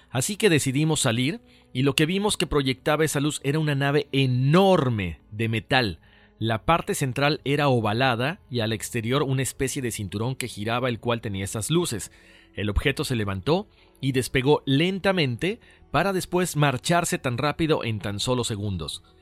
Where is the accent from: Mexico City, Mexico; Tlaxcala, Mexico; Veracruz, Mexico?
Veracruz, Mexico; Orizaba; La mayor parte de mi infancia la viví en Orizaba, Veracruz, un lugar que dicen está encantado.